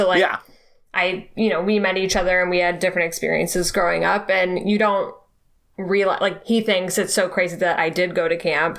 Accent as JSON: {"language": "English", "area": "outside of Ann Arbor", "region": "Michigan", "country": "United States", "tie": "born or raised there", "said": "I grew up outside of Ann Arbor, Michigan, about 5 hours from Chicago."}